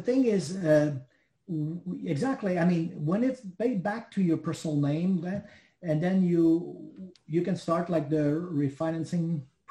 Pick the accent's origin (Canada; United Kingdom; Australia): Canada; because I cannot get a U.S. mortgage refinancing mortgage because I'm Canadian.